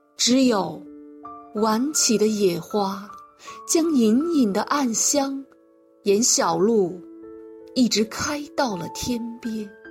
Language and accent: Chinese; Xi'an, Shaanxi, China; 我是来自西安的诗人